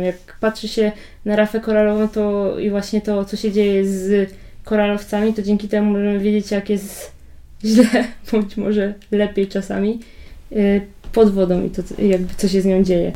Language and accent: Polish; Poland; My jesteśmy jakby z Polski